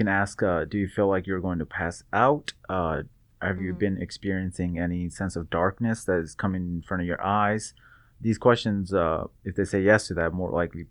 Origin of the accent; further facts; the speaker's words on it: Seattle, Washington, United States; now in Bakersfield, United States; Originally, I'm from Seattle. Came to Bakersfield at the start of my third year.